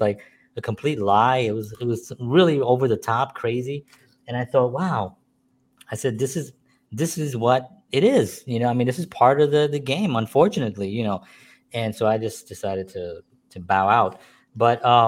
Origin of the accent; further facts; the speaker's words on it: New York City, New York, United States; I grew up in the Bronx